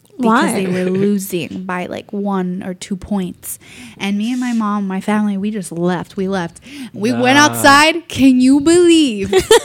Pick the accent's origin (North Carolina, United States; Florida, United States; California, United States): Florida, United States; Miami; now in Orlando, United States; I'm from Miami. It's my hometown.